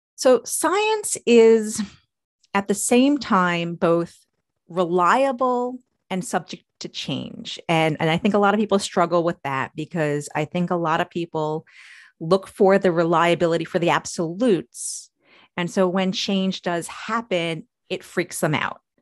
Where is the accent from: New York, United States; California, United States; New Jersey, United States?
New York, United States; moved away as an adult; now in Maryland, United States; I'm from New York, although I wasn't born there, but I, I consider myself from New York because that's where my memories are. But I've spent my entire adult life in Maryland.